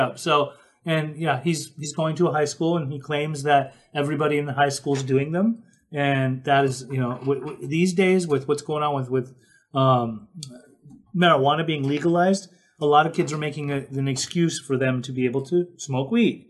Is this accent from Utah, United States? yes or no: yes; Salt Lake City, Utah, United States; I grew up in Salt Lake City, Utah